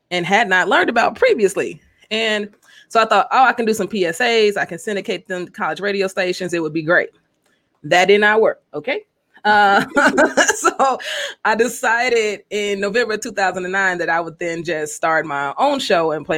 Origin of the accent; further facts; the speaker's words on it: Chicago, Illinois, United States; also born or lived in Des Moines, Iowa; I'm from Chicago